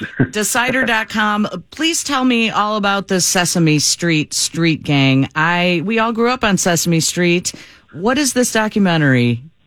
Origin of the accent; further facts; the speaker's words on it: Brookfield, United States; I grew up in Brookfield